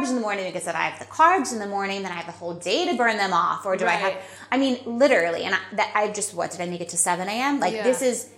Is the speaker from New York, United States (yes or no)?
yes; New York City, New York, United States; we're American and New Yorkers